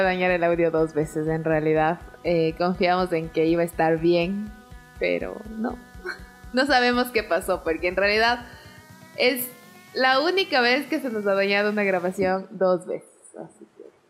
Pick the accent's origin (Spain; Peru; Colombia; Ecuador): Ecuador; Atuntaqui, Imbabura; todo el mundo sabe que no soy ibarreña, que siempre digo que soy de Tuntaki